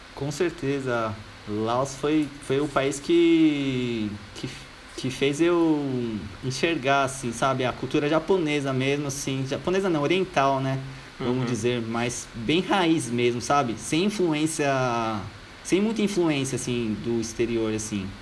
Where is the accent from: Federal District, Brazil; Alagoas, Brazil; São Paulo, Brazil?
São Paulo, Brazil; also born or lived in Australia; eu sou de Jardim Miriam, é uma cidade do lado do Diadema